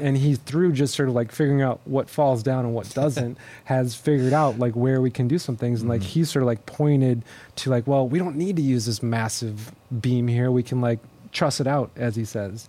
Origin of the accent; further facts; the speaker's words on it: Minnesota, United States; now in Houston, United States; I grew up in Minnesota, um, way up north, far from where we are right now in Houston, Texas